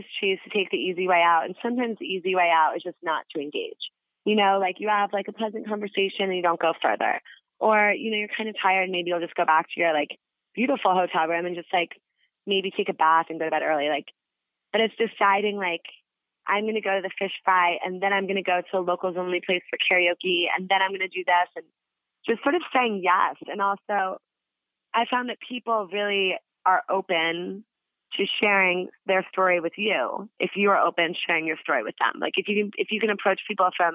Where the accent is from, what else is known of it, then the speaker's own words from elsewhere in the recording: United States; as an American